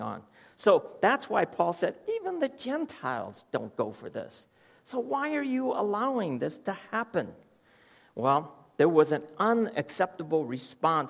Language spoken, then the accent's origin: English; United States; moved away; I come from America